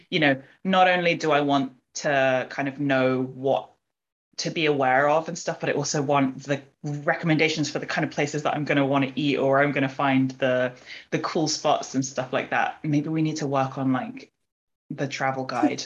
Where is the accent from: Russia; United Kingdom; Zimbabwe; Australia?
United Kingdom; we as British East and Southeast Asians